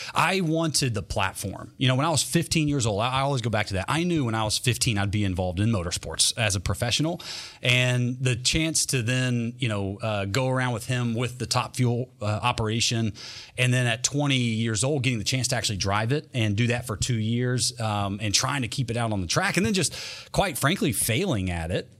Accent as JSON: {"language": "English", "region": "North Carolina", "country": "United States", "also_born_or_lived": "Berea, Kentucky / Clay City, Kentucky", "said": "I'm from North Carolina"}